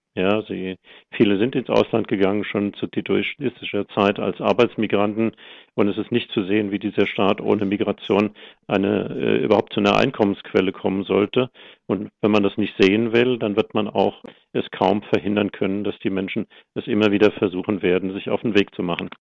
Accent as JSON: {"language": "German", "country": "Germany", "said": "wir als Deutsche"}